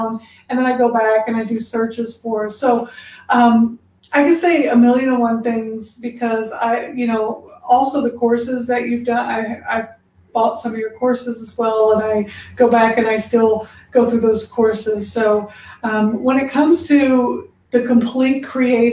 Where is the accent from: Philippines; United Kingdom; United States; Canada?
United States; Indianapolis, Indiana; now in Texas, United States; where I'm originally from, Indianapolis, Indiana, they do say we're country, but I was like, but I'm from the city.